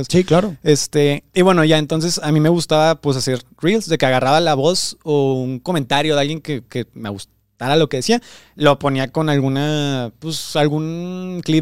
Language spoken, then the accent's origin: Spanish; Veracruz, Mexico; moved away as an adult; now in Monterrey, Mexico; de Veracruz, yo ni siquiera soy de, aquí de Monterrey. Yo aquí en Monterrey llevo como. Ya menos se cumplen los seis meses.